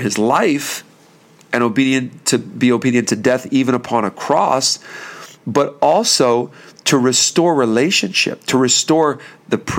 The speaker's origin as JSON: {"language": "English", "town": "Bethlehem", "region": "Pennsylvania", "country": "United States", "said": "we're from the Bethlehem, Pennsylvania area"}